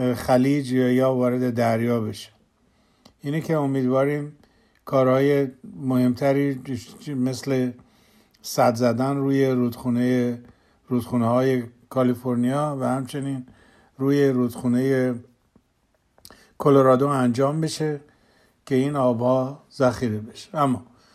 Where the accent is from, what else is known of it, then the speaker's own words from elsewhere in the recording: southwest Iran, Iran; moved away; در جایی که من بزرگ شدم در جنوب غرب ایران